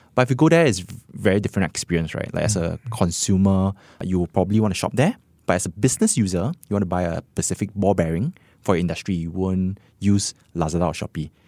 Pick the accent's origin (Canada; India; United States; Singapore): Singapore; as Singaporean